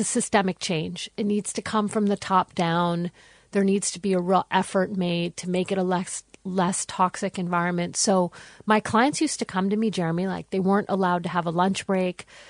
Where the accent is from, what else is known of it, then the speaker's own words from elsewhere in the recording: United States; now in Australia; I'm American.